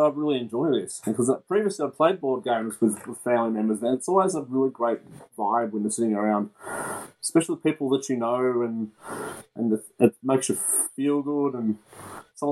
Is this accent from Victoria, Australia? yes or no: yes; Mooroolbark, Victoria, Australia; I grew up in Moorabark